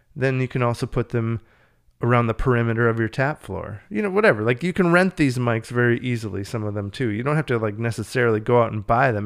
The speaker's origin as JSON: {"language": "English", "region": "Minnesota", "country": "United States", "said": "I'm from Minnesota"}